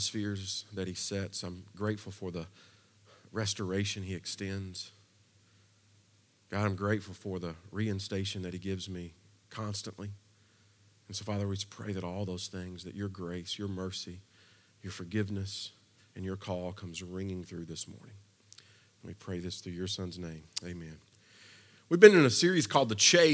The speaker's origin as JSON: {"language": "English", "region": "Kentucky", "country": "United States", "tie": "born or raised there", "also_born_or_lived": "Versailles, Kentucky", "moved": "yes", "lives_now": "Nashville, United States", "said": "I've been here a long time, but I'm originally from Kentucky, which means growing up, I grew up on a steady diet of two things."}